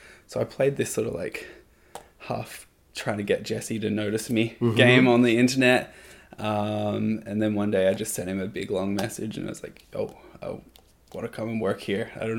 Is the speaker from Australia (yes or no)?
yes; Perth, Western Australia, Australia; moved away as an adult; also born or lived in New Zealand; now in Toronto, Canada; where I grew up in Perth in Australia